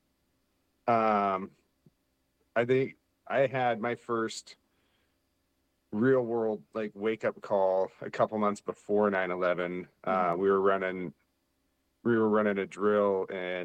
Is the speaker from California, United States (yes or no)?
no; Woodinville, Washington, United States; I was born and raised in Woodinville, Washington. It's kind of a suburb about half hour from Seattle